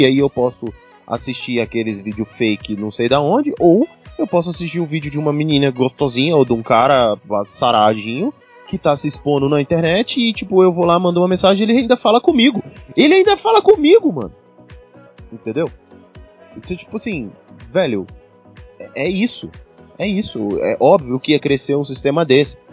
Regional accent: Brazil; somos brasileiros

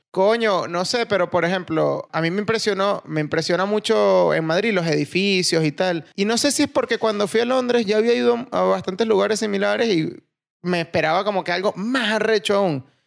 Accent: Puerto Ordaz, Bolívar, Venezuela; moved away; also born or lived in Valencia; vengo de Puerto Ordaz

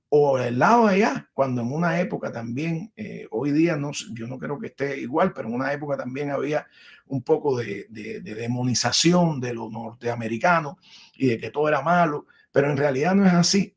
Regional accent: Cuba; first language Spanish; moved away as an adult; also born or lived in Miami / Washington; now in United States; entre mi país natal, que amo, que es mi madre, Cuba, y mi país adoptivo, que amo también, que es mi padre, los Estados Unidos

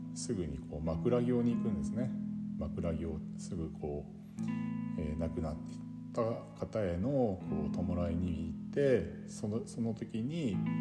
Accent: Yubari, Hokkaido, Japan; 夕張という町で生まれ育ったんですが

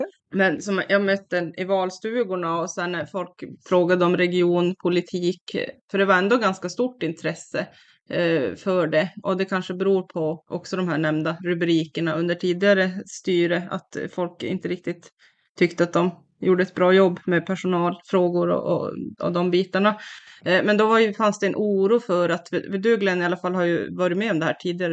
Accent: Kiruna, Norrbotten County, Sweden; also born or lived in Värmland / Karlstad; now in Piteå, Sweden; Jag är från Kiruna själv

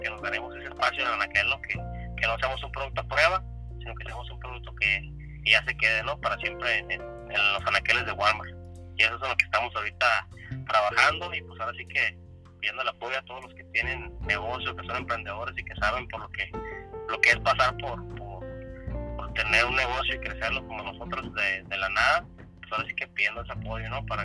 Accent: Tijuana, Baja California, Mexico; yo soy tijuanense, nacido aquí, aquí, aquí vivo, aquí trabajo y aquí me crié.

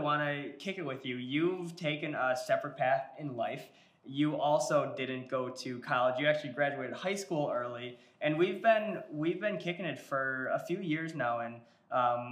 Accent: Milwaukee, Wisconsin, United States; I'm specifically from Milwaukee, Wisconsin.

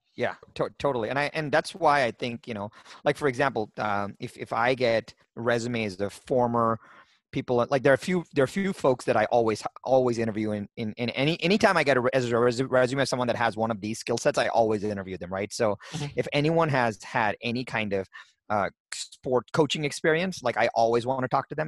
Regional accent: India; I was born in India

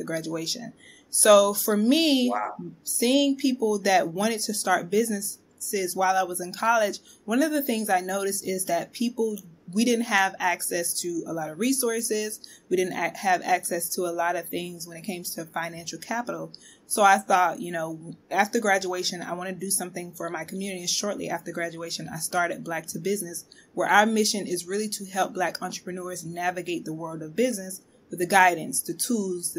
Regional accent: Ocilla, Georgia, United States; now in Brooklyn, United States; I'm originally from Ocilla, Georgia, small town, about 4,000 people, really, really small, two traffic lights.

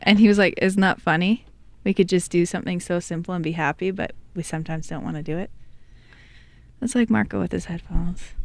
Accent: island off the coast of Vancouver, British Columbia, Canada; I'm from Canada, from Vancouver, the western part of Canada.

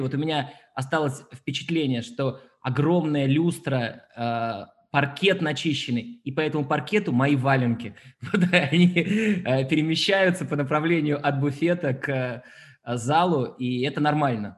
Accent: Ufa, Bashkortostan, Russia; moved away; also born or lived in Paris; я родился в Уфе

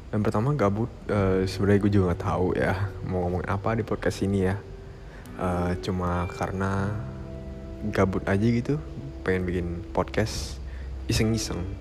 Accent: Jakarta, Indonesia; Gue dari Jakarta. Dan gue sekarang umurnya 17 tahun.

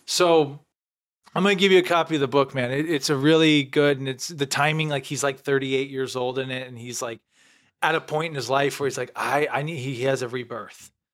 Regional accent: Canton, Illinois, United States; moved away; when I was back home, you know, Lewiston, Illinois, twenty minutes from my hometown, Canton.

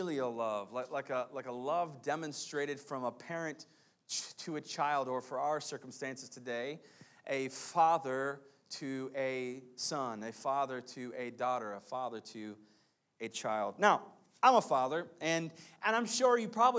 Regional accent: United States; we are American people, so we speak we speak English.

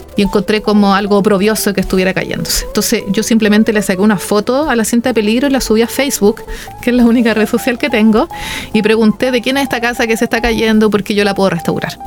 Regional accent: Santiago, Santiago Metropolitan Region, Chile; moved away; yo soy de Santiago originaria

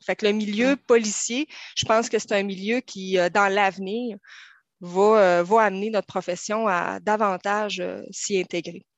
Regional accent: Saguenay, Quebec, Canada; moved away as an adult; now in Terrebonne, Canada; vous voyez peut-être un peu dans mon accent, je viens du Saguenay.

